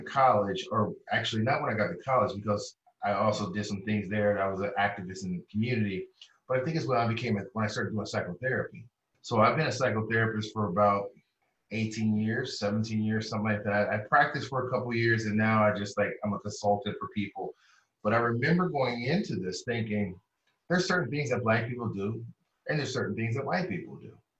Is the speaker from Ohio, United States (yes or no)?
yes; Columbus, Ohio, United States; I come from Columbus, Ohio